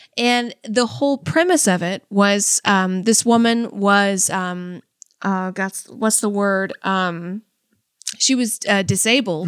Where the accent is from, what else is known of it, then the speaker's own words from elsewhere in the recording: California, United States; I'm from California